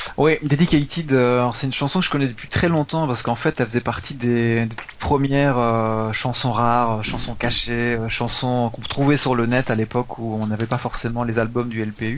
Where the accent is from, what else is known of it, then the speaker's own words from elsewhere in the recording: France; nous on est français